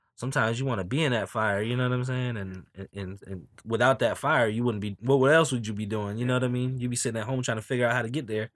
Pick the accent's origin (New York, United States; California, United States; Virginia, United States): Virginia, United States; Newport News; I'm from Newport News